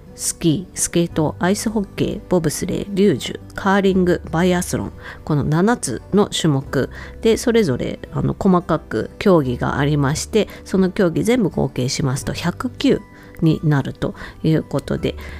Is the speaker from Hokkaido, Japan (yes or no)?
yes; Hokkaido, Japan; 自分とね同じ北海道出身